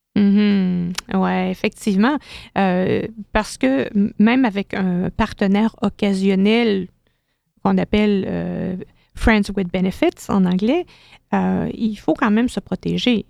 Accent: Quebec, Canada; chez nous, au Québec

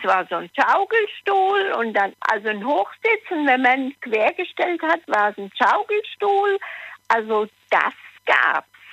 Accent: Aar valley, Hesse, Germany; ich bin ja im Ahrtal in Hessen groß geworden.

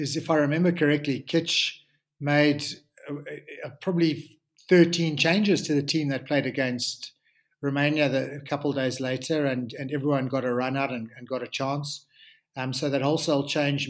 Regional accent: South Africa; as South African rugby players

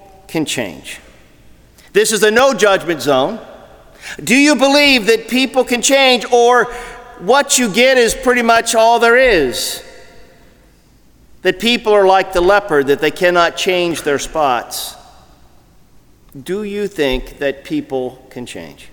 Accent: Ohio, United States; growing up in Ohio

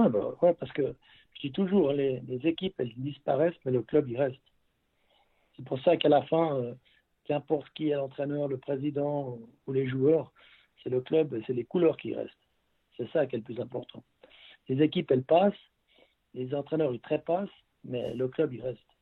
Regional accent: Vernier, Geneva, Switzerland; also born or lived in Beauvais; quand je venais des juniors de Vernier

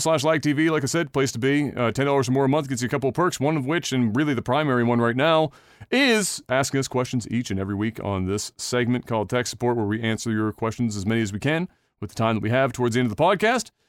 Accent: Canada

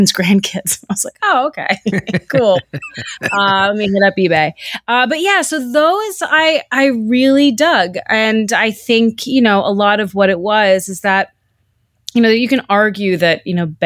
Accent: New York City, New York, United States; moved away; I grew up in New York City, mm-hmm. right in the middle of Manhattan

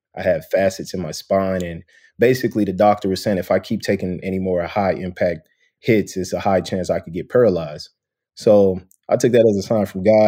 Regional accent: St. Louis, Missouri, United States; growing up in St. Louis, Missouri

